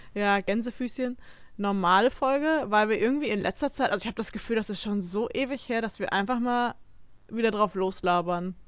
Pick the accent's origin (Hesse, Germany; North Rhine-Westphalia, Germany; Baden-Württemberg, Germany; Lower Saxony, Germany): North Rhine-Westphalia, Germany; Emsdetten; ich komme ja aus Emstetten